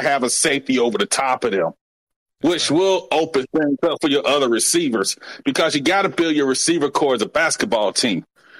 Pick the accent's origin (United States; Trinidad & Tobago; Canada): United States; Montgomery, Alabama; Hey, I'm from Montgomery, Alabama, man.